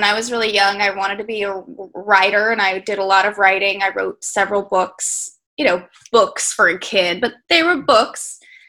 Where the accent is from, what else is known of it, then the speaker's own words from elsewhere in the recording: Colorado, United States; moved away; also born or lived in California; I was born in Colorado, actually, and we lived there for a while, and I skied and stuff, and then we moved to California